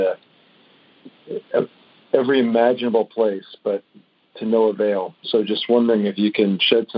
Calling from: Palm Springs, California, United States; I'm from Palm Springs, California.

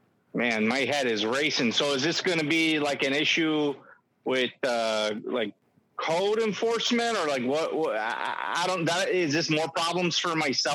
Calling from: Sandwich, Illinois, United States; Sorry about that. Yeah, no, yeah, Sandwich, Illinois.

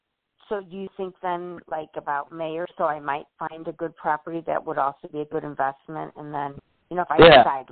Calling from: Illinois, United States; Hi, from Illinois.

